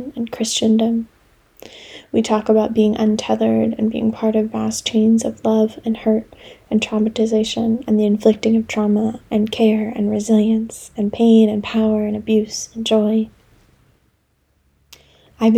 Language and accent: English; United States; also born or lived in Delaware; now in Philadelphia, United States; I've now put down roots after growing up in Maryland and Delaware